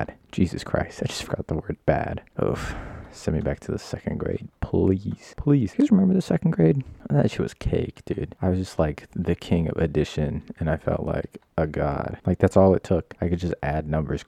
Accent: Nevada, United States; moved away; I grew up in Nevada. I don't live there anymore.

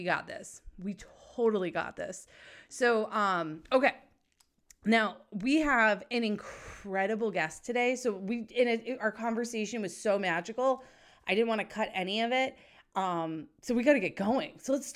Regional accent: New England, United States; also born or lived in Southern California; So I grew up in New England and I spent the majority of my time up here

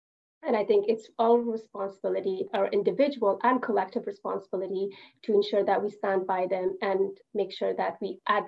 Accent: Canada; As a Canadian, I thank you. And as an Afghan Canadian

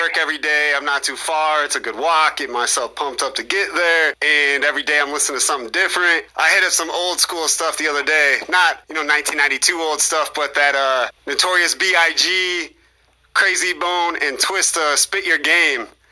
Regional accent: Mendota, Illinois, United States; my hometown of Mendota

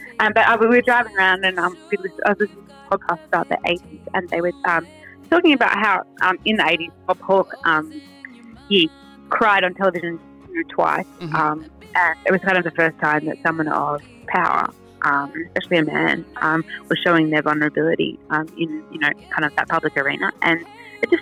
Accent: Western New South Wales, Australia; I grew up in Western New South Wales

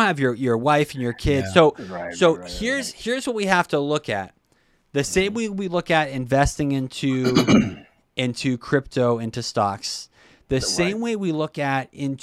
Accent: Brockton, Massachusetts, United States; I'm from Brockton

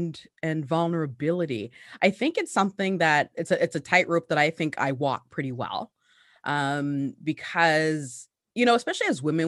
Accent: Hamilton, Ontario, Canada; also born or lived in Ghana; Well, I grew up in the Hamilton, Ontario. What up? I'm still here. Actually, no, I'm not still here. I left and then came back. But yeah, I came to Canada on my mother's back. I was born in Ghana, West Africa.

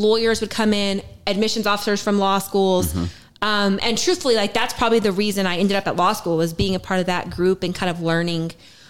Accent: Logan, New Mexico, United States; moved away as an adult; now in Texas, United States; I am from New Mexico.

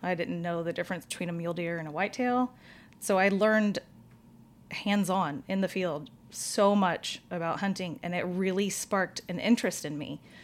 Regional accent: Katy, Texas, United States; born or raised there; also born or lived in Houston, Texas

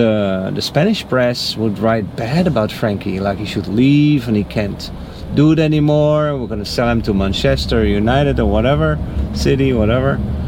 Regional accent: Netherlands; now in Naples, Italy; And I'm from the Netherlands.

